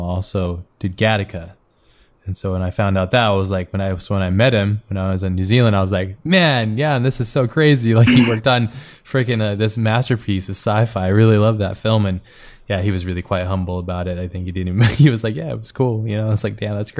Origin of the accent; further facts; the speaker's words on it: United States; I'm American